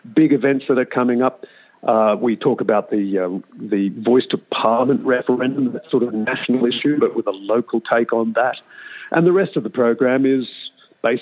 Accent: Sydney, New South Wales, Australia; moved away as an adult; also born or lived in New England tablelands, New South Wales; now in Armidale area, Australia; I'm not actually a local. I'm from Sydney, but I've lived here for about a decade

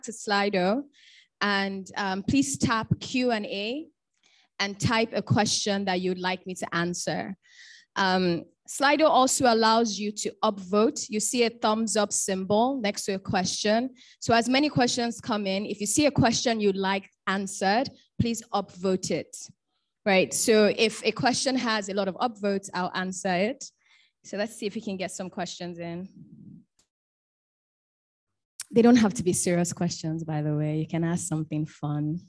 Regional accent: Bayelsa, Nigeria; I'm from Bayelsa State. I'm an Ijaw woman.

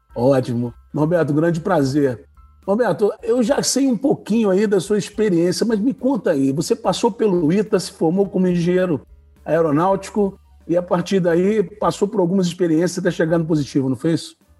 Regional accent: Rio de Janeiro, Brazil; now in Curitiba, Brazil; eu sou carioca

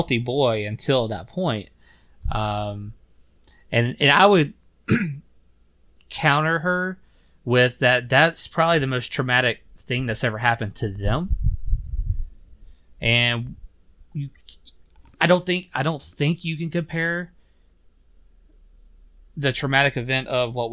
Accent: Sylvania, Georgia, United States; moved away; my hometown of Sylvania, Georgia

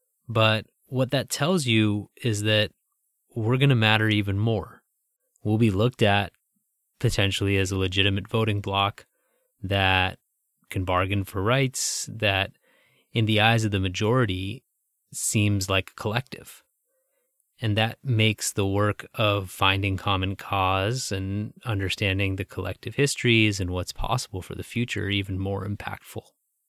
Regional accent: Milwaukee, Wisconsin, United States; I grew up in the Milwaukee suburbs to Pakistani parents

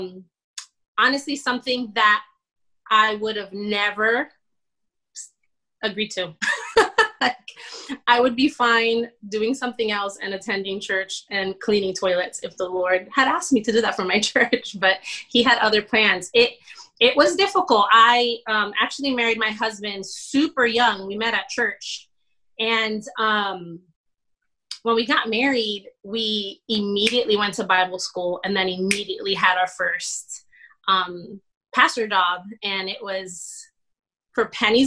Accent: Plantation, Florida, United States; also born or lived in Bronx, New York; I am a Puerto Rican from the Bronx. I grew up in South Florida, graduated 1999 from Plantation High

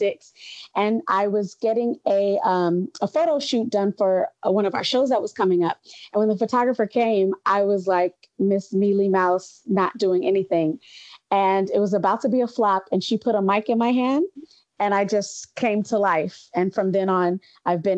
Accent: Los Angeles, California, United States; I'm from Los Angeles, California, originally, like second generation

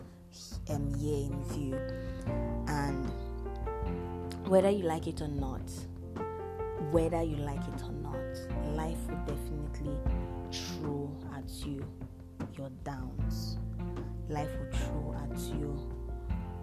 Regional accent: Nigeria; I am the only Nigerian in the fellowship program

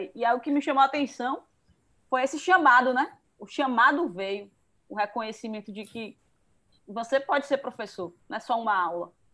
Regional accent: Feira de Santana, Bahia, Brazil; eu também sou de Feira de Santana

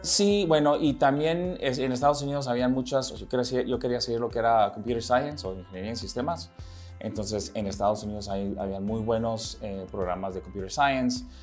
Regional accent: Guatemala; moved away as an adult; also born or lived in Nicaragua / United States; yo nací en Nicaragua. y este, a los seis meses de edad mis padres se mudan a Guatemala. Yo aquí crecí en Guatemala. Crecí toda mi niñez

